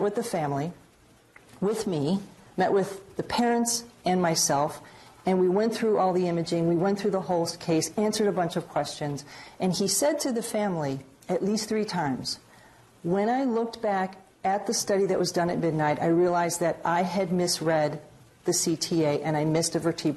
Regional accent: Chicago, Illinois, United States; moved away as an adult; now in New England, United States; I'm from Chicago

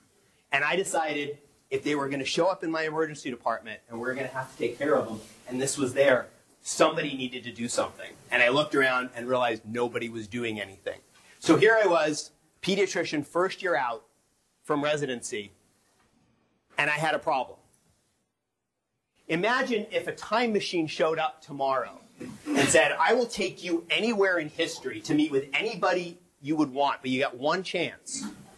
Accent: New Mexico, United States; moved away; I grew up in New Mexico

